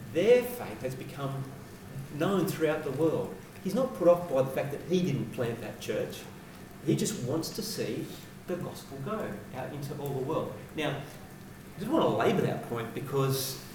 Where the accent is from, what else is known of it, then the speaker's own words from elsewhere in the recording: Sydney, New South Wales, Australia; I grew up in Western Sydney.